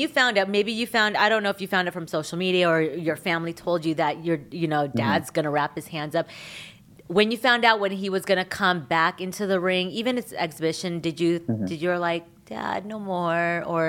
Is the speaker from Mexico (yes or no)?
no; Philippines; I was able to ask about politics in the Philippines because I'm Filipino, so I can ask.